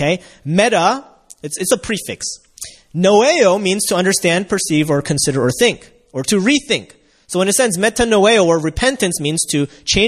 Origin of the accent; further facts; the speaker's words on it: United States; as a kid growing up in America in the 90s